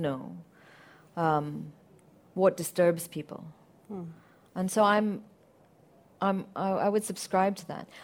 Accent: Syria; moved away; I grew up in Syria.

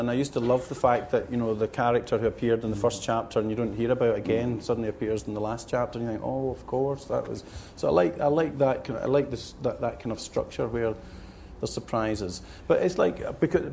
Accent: Glasgow, Scotland, United Kingdom; moved away as an adult; now in South of England, United Kingdom; growing up in Glasgow

